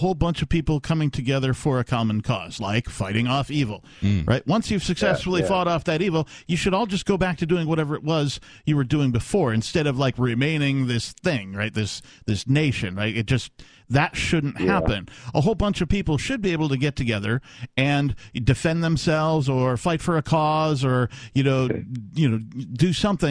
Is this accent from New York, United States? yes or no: no; Wisconsin, United States; also born or lived in Minneapolis; now in New Hampshire, United States; I grew up in Wisconsin, and I spent about 5 years in Minneapolis.